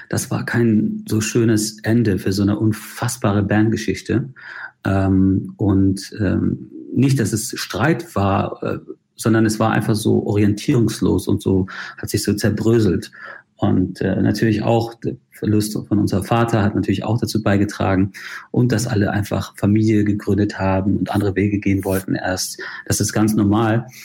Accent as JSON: {"language": "German", "country": "Ireland", "also_born_or_lived": "Spain", "said": "Naja, ich, ich bezeichne mich schon als Ire. Ich mhm. bin irischer Staatsbürger. Ich bin zwar in Spanien geboren und habe ein sehr verrücktes äh, Leben und habe in vielen Ländern gelebt, aber ähm, ich habe mich in Irland immer zu Hause gefühlt."}